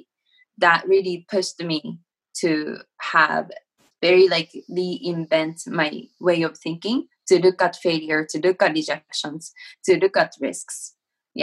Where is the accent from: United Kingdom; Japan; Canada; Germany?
Japan; English is a second language; moved away as an adult; now in United States; I was born and raised in Japan